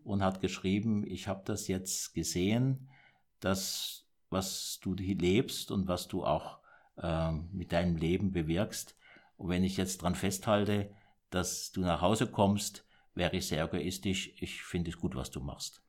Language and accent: German; Kandern, Baden-Württemberg, Germany; ich bin im Süddeutschland geboren, im Dreiländereck Deutschland, Frankreich, äh, Schweiz, mhm. in Kandern und da bin ich aufgewachsen.